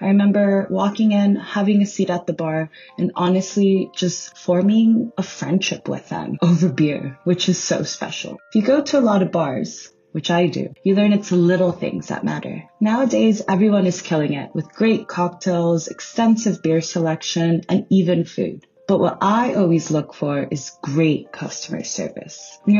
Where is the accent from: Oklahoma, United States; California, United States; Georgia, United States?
California, United States; Los Angeles; I'm based out of my hometown in Highland Park.